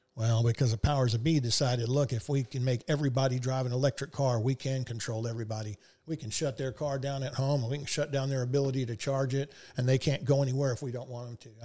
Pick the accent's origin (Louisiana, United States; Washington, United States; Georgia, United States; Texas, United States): Texas, United States; Houston; I was from Houston